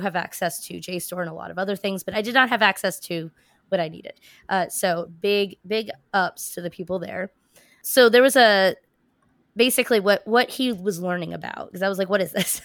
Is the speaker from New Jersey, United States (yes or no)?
yes; New Jersey, United States; I grew up in New Jersey